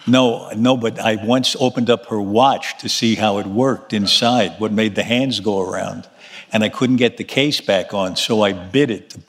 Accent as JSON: {"language": "English", "town": "New York City", "region": "New York", "country": "United States", "tie": "born or raised there", "said": "I was born in Manhattan on 32nd Street and 3rd Avenue"}